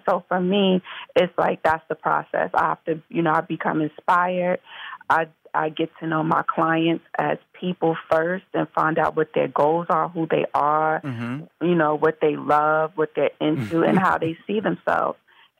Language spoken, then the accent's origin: English; Mount Vernon, New York, United States; Yes, no, I'm from Mount Vernon, New York originally, which is Westchester County, the suburbs, and I'm born and raised.